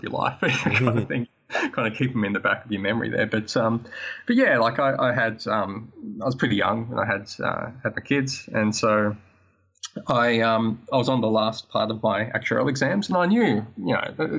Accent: between Sydney and Newcastle, New South Wales, Australia; moved away as an adult; also born or lived in Melbourne; now in Bundaberg, Australia; I grew up about, say, an hour and a half away from Sydney. And so north of Sydney, in between Sydney and Newcastle in Australia

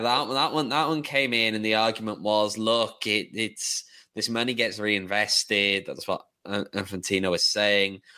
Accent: Welsh, Wales, United Kingdom; moved away; I'm Welsh

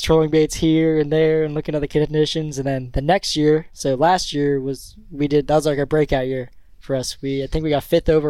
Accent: Pompano Beach, Florida, United States; born or raised there

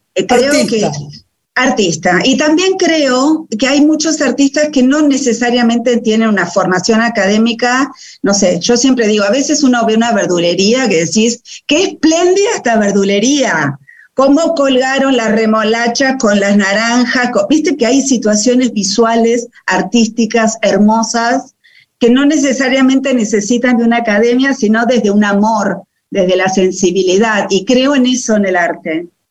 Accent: Buenos Aires, Argentina; born or raised there

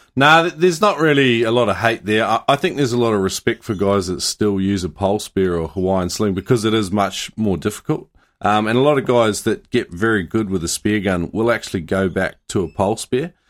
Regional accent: New Zealand; growing up in New Zealand

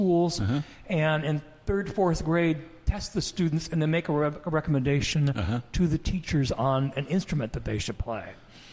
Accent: Spokane, Washington, United States; I grew up in Spokane

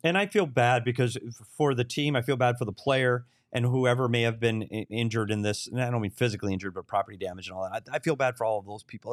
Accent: Bemidji, Minnesota, United States; my hometown of Bemidji, Minnesota

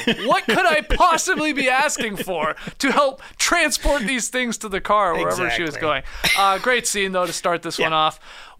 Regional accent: Canada; we're Canadian.

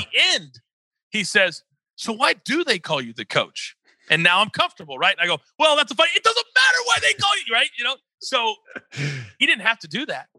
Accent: Kansas, United States; also born or lived in Fort Worth, Texas; now in California, United States; born and raised in Kansas. Well, I was born in Fort Worth, Texas, and I was there for about a week. I was adopted, and then I, I lived my whole uh, childhood in Kansas

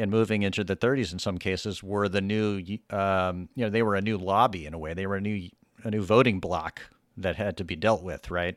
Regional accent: the South, United States; I grew up in the South

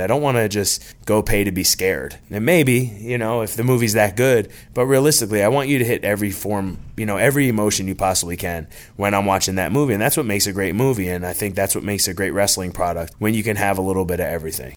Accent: New Jersey, United States; now in Norcross, United States; Growing up in New Jersey, I really wanted to play baseball

